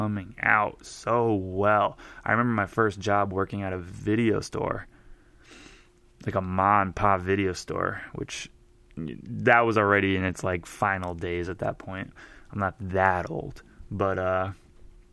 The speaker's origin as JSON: {"language": "English", "region": "New Jersey", "country": "United States", "said": "I'm from New Jersey"}